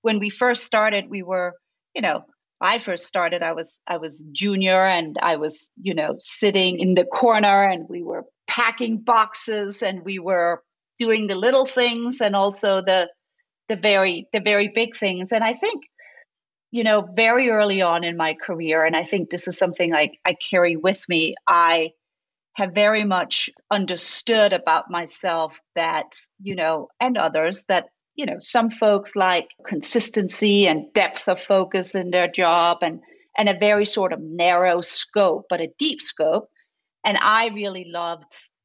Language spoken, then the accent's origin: English; Denmark; moved away as an adult; now in United States; I grew up in Scandinavia. I grew up in Denmark.